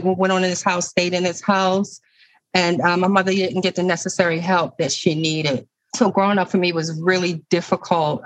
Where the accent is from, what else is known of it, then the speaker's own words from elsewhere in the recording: Baltimore, Maryland, United States; I'm a lifelong resident of Baltimore City. I grew up in Flag House Projects with my mom and my stepdad.